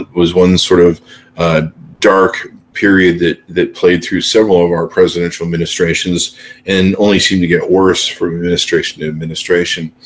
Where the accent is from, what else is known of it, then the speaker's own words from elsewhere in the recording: United States; an American citizen